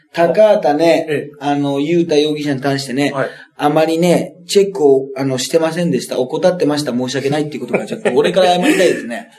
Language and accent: Japanese; Toyooka, Hyogo, Japan; 豊岡市出身、うちの地元の。